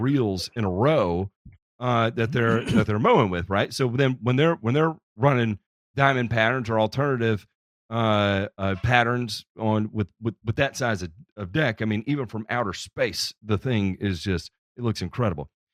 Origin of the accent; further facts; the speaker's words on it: Memphis, Tennessee, United States; in Memphis, Tennessee, which is actually my hometown, and uh, I was born and raised there